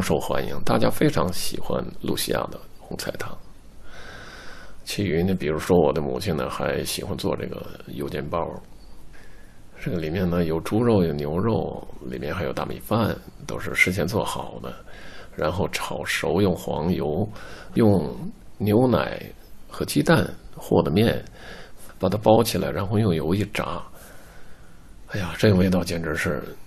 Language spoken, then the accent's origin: Chinese; Harbin, Heilongjiang, China; 我们哈尔滨人都吃这个